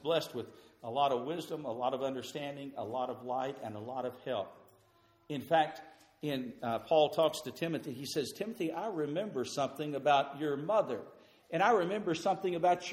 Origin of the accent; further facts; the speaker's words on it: Crosbyton, Texas, United States; A little church that I grew up in Crosbyton, Texas